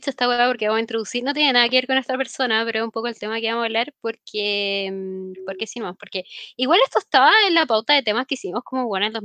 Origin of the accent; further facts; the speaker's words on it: Mexico; porque soy mexicana